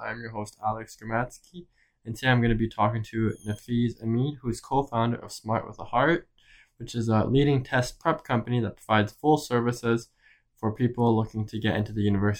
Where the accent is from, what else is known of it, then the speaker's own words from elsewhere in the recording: Canada; now in United States; I grew up in Canada.